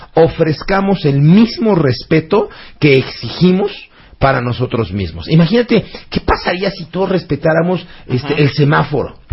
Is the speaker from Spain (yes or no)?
no; Mexico; los mexicanos somos tú y yo.